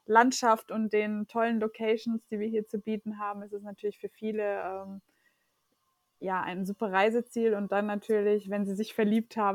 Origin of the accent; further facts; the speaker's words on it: Germany; Also äh, meine Eltern sind Portugiesen, ich bin in Deutschland aber geboren und aufgewachsen.